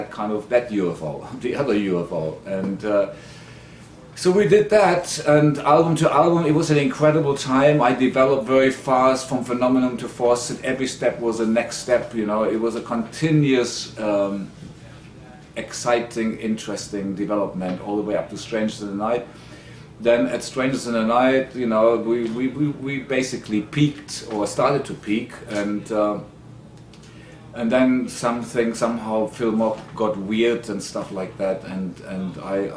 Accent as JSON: {"language": "English", "town": "Sarstedt", "region": "Lower Saxony", "country": "Germany", "tie": "born or raised there", "said": "I was born in Sarstedt, and then 22 kilometers out"}